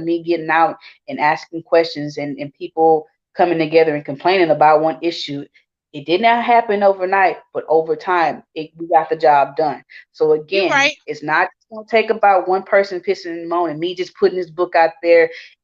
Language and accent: English; Houston, Texas, United States; I grew up in Houston, a melting pot. We have it all down here